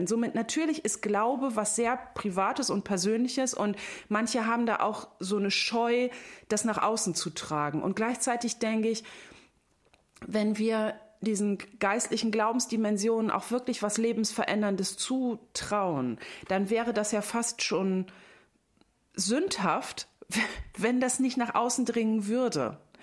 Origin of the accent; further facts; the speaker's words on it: North Sea coast, Germany; ich komme von der Nordsee